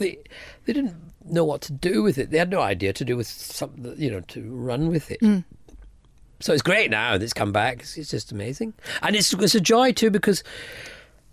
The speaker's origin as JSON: {"language": "English", "region": "Scotland", "country": "United Kingdom", "said": "a lot of Scots, we're"}